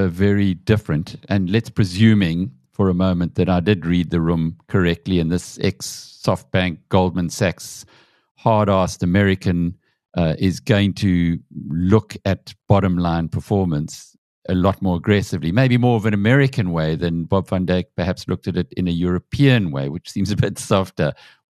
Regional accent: South Africa; Now, we're South African, Piet, and Naspers has a huge hold on the South African media sector

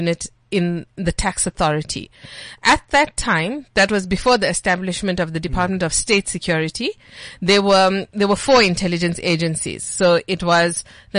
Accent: Dannhauser, KwaZulu-Natal, South Africa; moved away; I'm from Dannhauser. It's like the smallest dot on the South African map

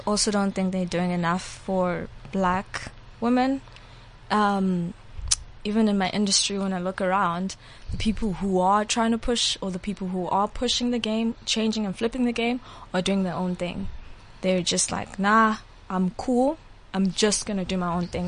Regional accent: Eastern Cape, South Africa; now in Johannesburg, South Africa; I was from the Eastern Cape, so I grew up in the Eastern Cape with Xhosas

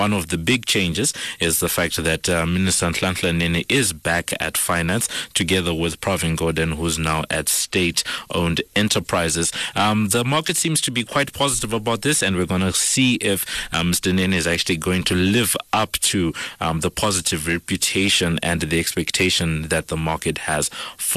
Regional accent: Zimbabwe; now in South Africa; I'm from Zimbabwe

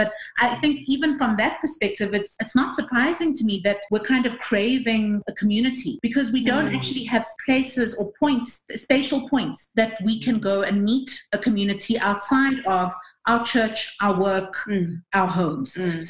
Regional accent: Johannesburg, Gauteng, South Africa; also born or lived in United Kingdom; Like I'm a Joburg native, so I know no difference.

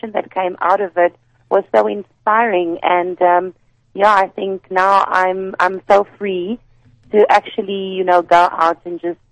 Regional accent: Pretoria, Gauteng, South Africa; I'm from Pretoria, so I used to work very closely with the Pretoria office

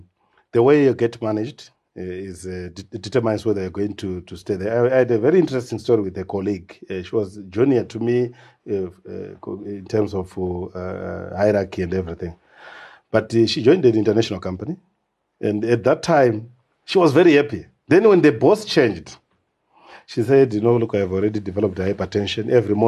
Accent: Chivi, Masvingo, Zimbabwe; also born or lived in Matabeleland; So I was born in Chivi, that's Masingo. Grew up there, stayed there for a very long time.

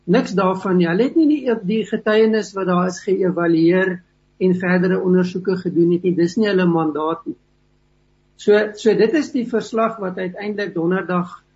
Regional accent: South Africa

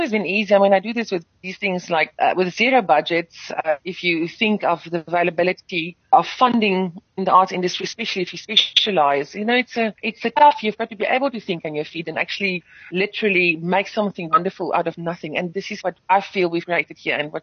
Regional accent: South Africa; first language Afrikaans; English is a second language; I'm grateful that I've been afforded to be singing in my mother tongue and to still speak in my mother tongue in this country

